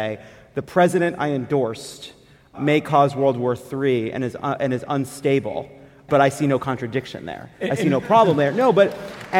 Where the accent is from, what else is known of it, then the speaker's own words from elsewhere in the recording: Long Island, New York, United States; I'm a Jew from Long Island.